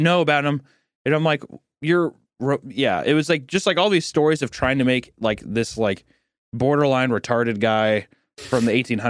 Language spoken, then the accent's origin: English; Kearney, Missouri, United States; in my hometown I fucking hate, because it's the hometown of Jesse James